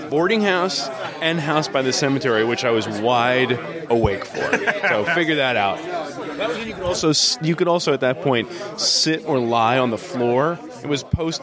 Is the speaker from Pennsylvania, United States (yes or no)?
yes; Lancaster, Pennsylvania, United States; now in Philadelphia, United States; Lancaster originally, been in Philadelphia for about 15 years